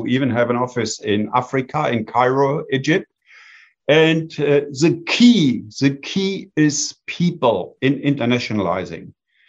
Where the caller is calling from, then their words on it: Bonn, North Rhine-Westphalia, Germany; I am calling in from Bonn, Germany.